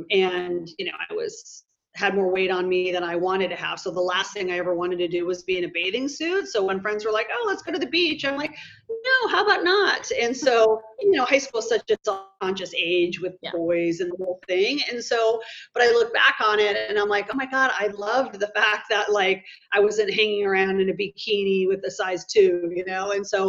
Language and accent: English; Midwest, United States; majority of my life I grew up in the Midwest. So it's basically like 2 months of summer and it's essentially snowing the rest of the time of the year.